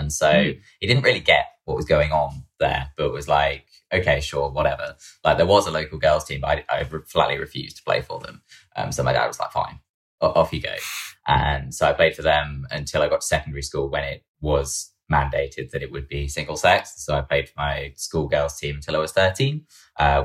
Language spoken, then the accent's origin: English; Peterborough, East of England, United Kingdom; moved away as an adult; now in London, United Kingdom; I'm originally from Peterborough